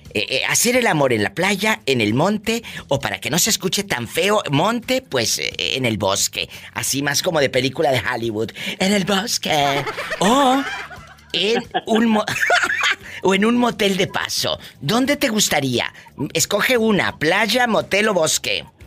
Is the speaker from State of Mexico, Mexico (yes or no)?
no; Matamoros, Tamaulipas, Mexico; yo soy de Matamoros